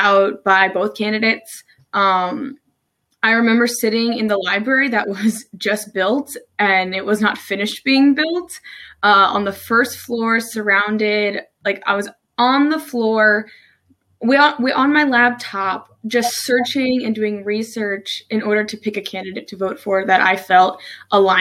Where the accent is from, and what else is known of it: New Jersey, United States; moved away as an adult; now in Maryland, United States